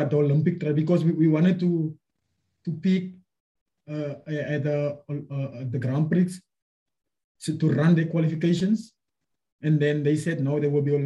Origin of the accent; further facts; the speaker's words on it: South Africa; a South African athlete or a South African representative, because that's what I am